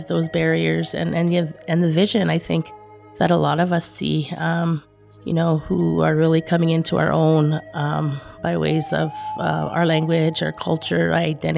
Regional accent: Opaskwayak Cree Nation, Manitoba, Canada; moved away as an adult; now in Winnipeg, Canada; I come from Opaskwayak Cree Nation. I'm currently living in Winnipeg. I've been in Winnipeg for about 25 years.

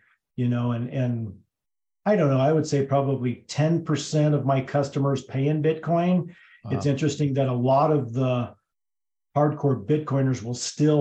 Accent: Hotchkiss, Colorado, United States; also born or lived in Twentynine Palms, California; I was born and raised in Hotchkiss, Colorado, which is about 15 miles from where we currently live

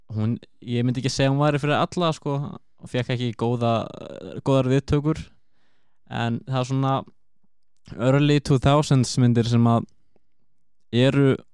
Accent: Akureyri, Northeast, Iceland; ég kem frá Akureyri

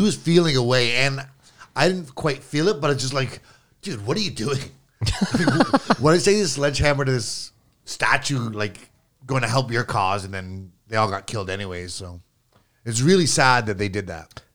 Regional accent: Canada; me being Canadian

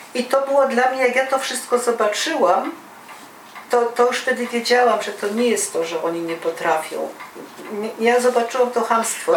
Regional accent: Silesian Voivodeship, Poland

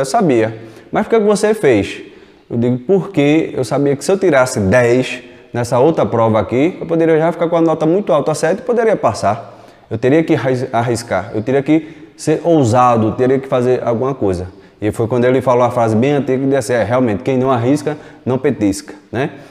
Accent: Recife, Pernambuco, Brazil; eu nasci em Recife, desde pequeno, seis anos de idade, já trabalhei em vários locais, desde os seis anos de idade, trabalhando na rua

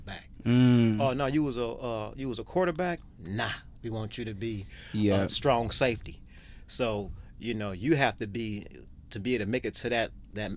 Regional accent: Chicago, Illinois, United States; now in Australia; growing up in the South Side of Chicago

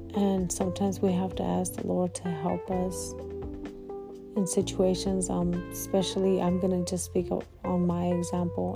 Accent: California, United States; moved away as an adult; now in Midwest, United States; I'm from California

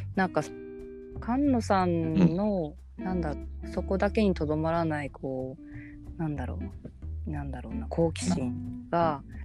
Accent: Aizuwakamatsu, Fukushima, Japan; moved away; 会津というかふるさとは

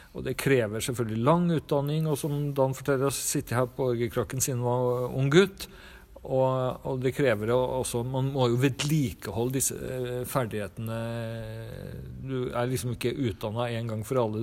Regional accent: Trondheim, Trøndelag, Norway; moved away; also born or lived in Siljan, Telemark; jeg vokste opp i Trondheim

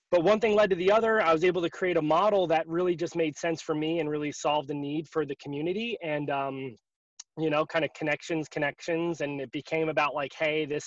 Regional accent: Northern New Jersey, United States; also born or lived in Rochester, New York / Tampa, Florida; now in Florida, United States; I grew up in Northern New Jersey.

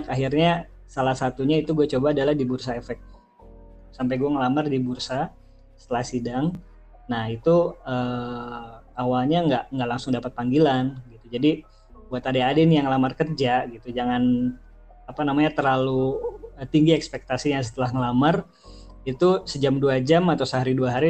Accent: Bogor, West Java, Indonesia; born there; umur gue sekitar eh, uh, 30 tahunan, gue lahir di Bogor.

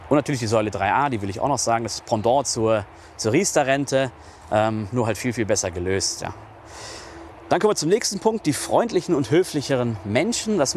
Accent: North Rhine-Westphalia, Germany; Ich komme jetzt aus Nordrhein-Westfalen, aus dem östlichen Ruhrgebiet und da muss ich sagen, das ist schon ein Unterschied dann wie Tag und Nacht.

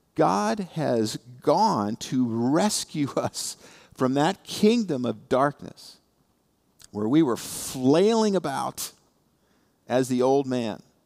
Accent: Indiana, United States; now in South Florida, United States; I come from Indiana

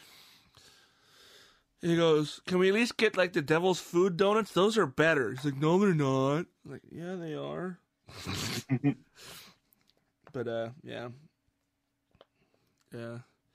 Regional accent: Issaquah, Washington, United States; my hometown of Issaquah

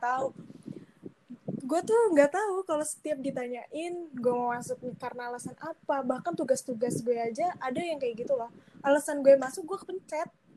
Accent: Jakarta, Indonesia; also born or lived in Lembang

